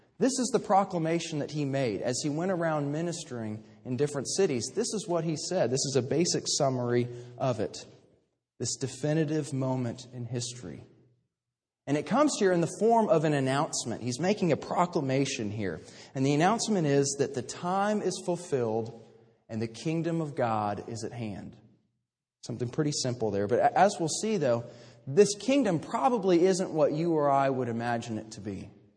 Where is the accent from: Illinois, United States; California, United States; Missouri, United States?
Missouri, United States; Kansas City; moved away as an adult; now in Fort Worth, United States; in Kansas City, growing up in the Midwest